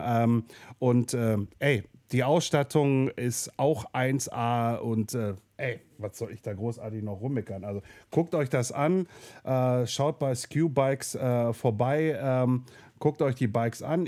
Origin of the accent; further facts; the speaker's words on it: Ruhr area, North Rhine-Westphalia, Germany; hier bei uns im Ruhrpott